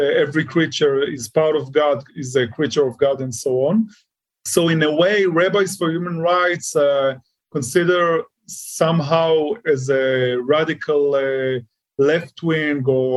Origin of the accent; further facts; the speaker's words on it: Ashkelon, Southern District, Israel; now in Sderot, Israel; I was born and raised in Ashkelon. It's the most southern city in the seashore of Israel.